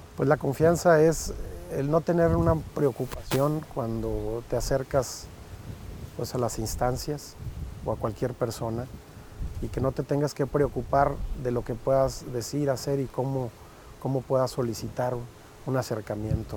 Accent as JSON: {"language": "Spanish", "town": "Montemorelos", "region": "Nuevo León", "country": "Mexico"}